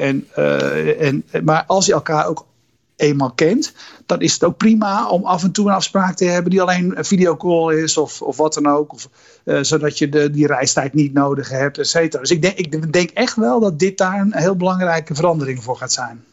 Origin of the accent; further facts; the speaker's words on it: Netherlands; ik zelf als Nederlander